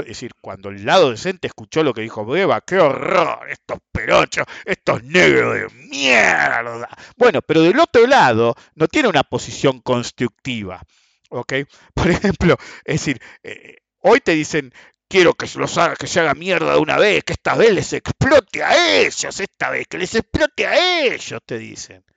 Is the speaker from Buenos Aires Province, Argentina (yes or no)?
yes; Buenos Aires Province, Argentina; en países como el nuestro, como Argentina